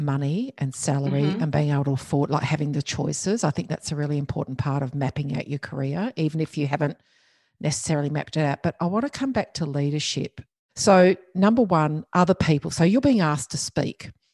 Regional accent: Geraldton, Western Australia, Australia; at home where I grew up in Geraldton in WA

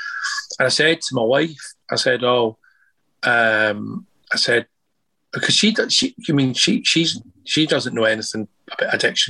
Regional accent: Scotland, United Kingdom; Well, I'm Scottish. You know, I mean, it wasn't freaked out.

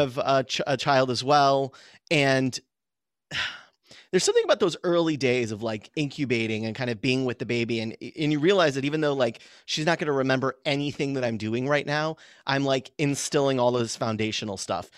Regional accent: San Diego County, Southern California, United States; I grew up in, in Southern California

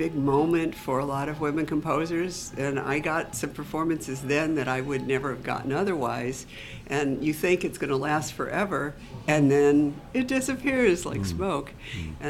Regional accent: New York, United States; They're my hometown orchestra.

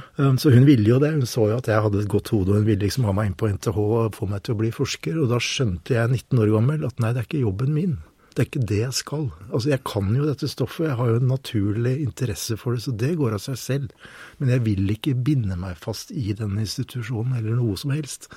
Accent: Troms, Norway; jeg vokste opp i samisk uh, område i Nord-Troms, uh, som søring

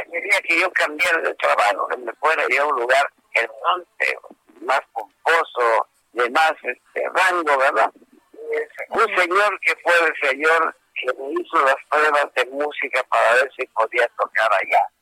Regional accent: Yucatán, Mexico; Entonces yo, yo soy yucateco

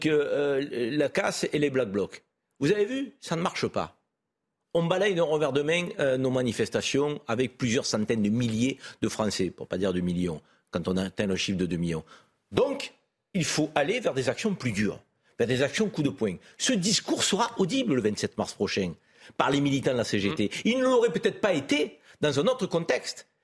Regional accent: France; en tant que Français

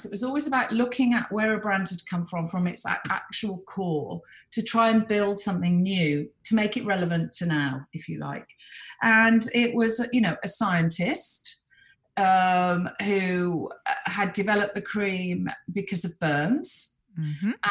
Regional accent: Birmingham, West Midlands, United Kingdom; I sort of would call my friends and say they don't know I'm from Birmingham.

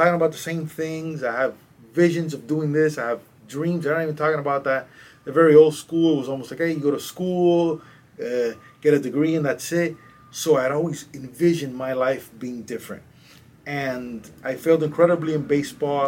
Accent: Cuba; moved away; also born or lived in Madrid, Spain / Miami, United States; I'm from a little island called Cuba, which is 90 miles south from here. I was born in Cuba

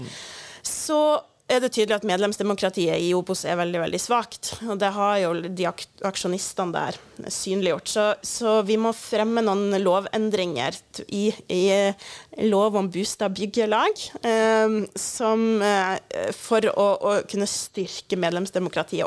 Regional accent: Kirkenes, Finnmark, Norway; i Kirkenes, der jeg kommer ifra

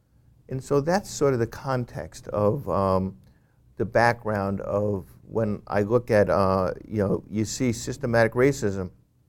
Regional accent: New York, United States; I grew up in Westchester County outside of New York City, and I grew up with people and I met people who were from the inner city of New York City.

